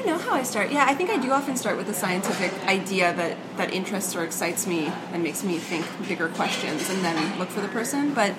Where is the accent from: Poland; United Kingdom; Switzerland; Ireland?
Switzerland; I'm from Switzerland. We're civilized.